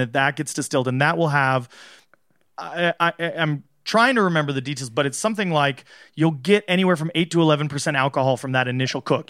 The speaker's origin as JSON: {"language": "English", "region": "Southern California", "country": "United States", "tie": "born or raised there", "said": "I grew up in Southern California"}